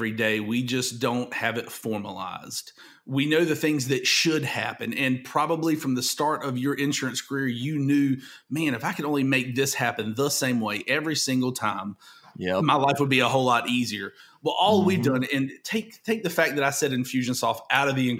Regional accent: the South, United States; I'm from the South

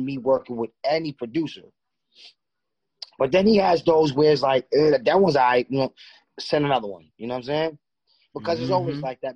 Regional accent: New York City, New York, United States; I'm from Far Rockaway, Queens.

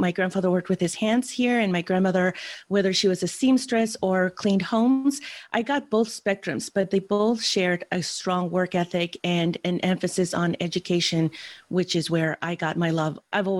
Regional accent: San Francisco, California, United States; born there; So I was born in San Francisco General Hospital.

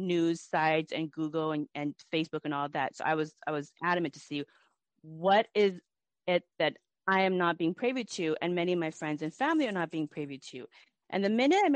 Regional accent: Everett, Washington, United States; I'm from Everett, Washington

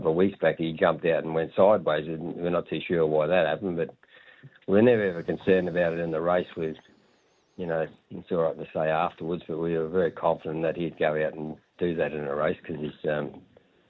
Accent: Palmerston North, Manawatū-Whanganui, New Zealand; now in Australia; I was born in Palmerston North

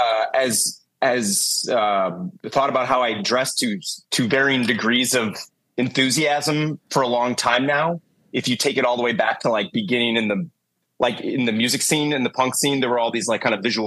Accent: Milwaukee, Wisconsin, United States; moved away as an adult; also born or lived in Chicago; I'm from Milwaukee, Wisconsin originally

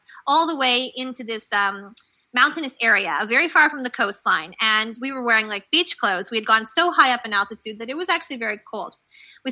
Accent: Canada; also born or lived in Guadalajara, Mexico / London / India; now in New York, United States; I'm originally from Canada. And of course, now I live in New York.

